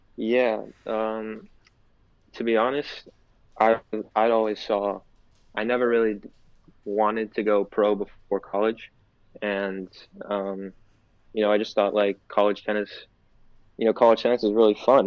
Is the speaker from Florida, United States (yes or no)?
yes; Florida, United States; I'm from Florida